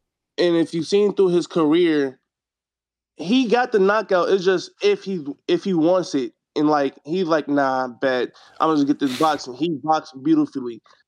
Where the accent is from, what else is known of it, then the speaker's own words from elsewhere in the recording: Wisconsin, United States; I'm from Wisconsin.